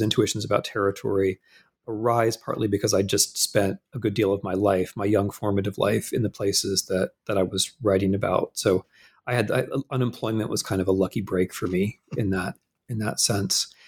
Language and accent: English; Midwest, United States; moved away as an adult; I'm a Midwesterner